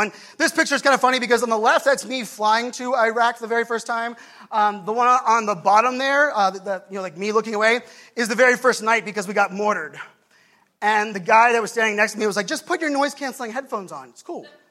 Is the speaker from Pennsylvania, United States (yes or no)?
yes; Pittsburgh, Pennsylvania, United States; now in Virginia Beach, United States; Growing up in Pittsburgh, for me, my family, my poor family that still lives there